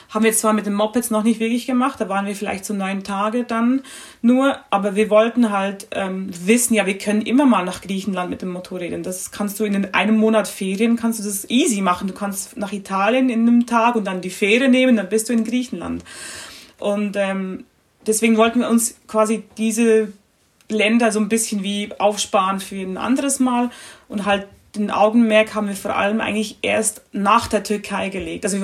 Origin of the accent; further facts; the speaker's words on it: Switzerland; bei uns oh, Schweizern